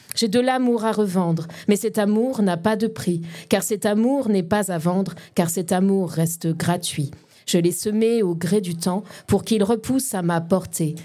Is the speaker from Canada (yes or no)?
no; Lorraine, Grand Est, France; also born or lived in Paris; d'où je viens euh, D'ici, en fait. Euh, enfin, je suis Lorraine